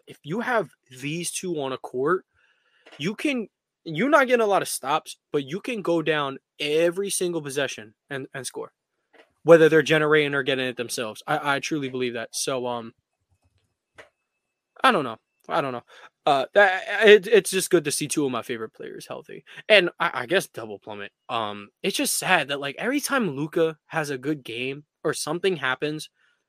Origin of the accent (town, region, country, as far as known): Philadelphia, Pennsylvania, United States; born or raised there